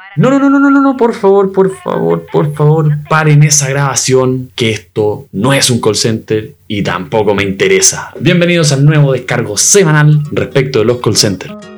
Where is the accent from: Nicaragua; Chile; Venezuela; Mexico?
Chile; soy chileno, vivo en el tercer mundo